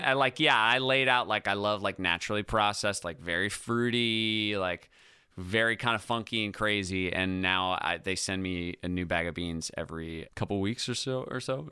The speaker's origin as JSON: {"language": "English", "town": "Ithaca", "region": "New York", "country": "United States", "tie": "born or raised there", "also_born_or_lived": "California", "moved": "as an adult", "said": "when I first got to Ithaca, my hometown"}